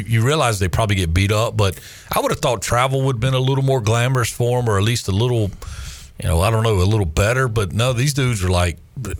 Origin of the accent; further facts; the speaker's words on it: Charlotte, North Carolina, United States; growing up in Charlotte, I do remember going to WCW matches in the studio, at the TV station, watching them there.